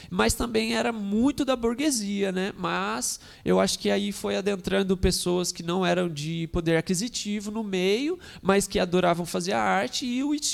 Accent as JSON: {"language": "Portuguese", "town": "São José", "country": "Brazil", "tie": "born or raised there", "also_born_or_lived": "Arembepe, Bahia", "said": "nascido e criado em São José."}